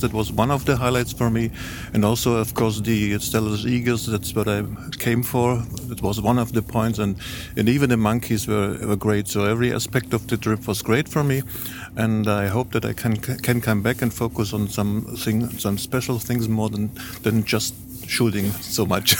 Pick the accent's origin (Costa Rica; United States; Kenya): Costa Rica; I'm Christian. I'm from Costa Rica